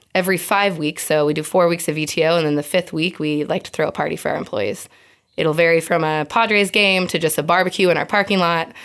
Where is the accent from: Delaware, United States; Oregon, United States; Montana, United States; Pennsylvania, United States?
Oregon, United States; Eugene; moved away as an adult; now in San Diego, United States; I grew up with Star in Eugene, Oregon